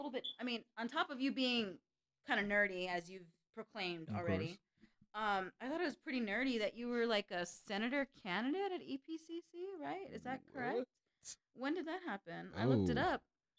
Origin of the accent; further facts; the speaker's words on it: Las Cruces, New Mexico, United States; but I am from Cruces